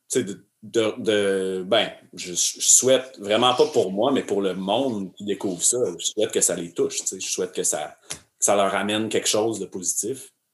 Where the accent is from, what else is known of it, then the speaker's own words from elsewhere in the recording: Arthabaska, Quebec, Canada; je suis né à Arthabasca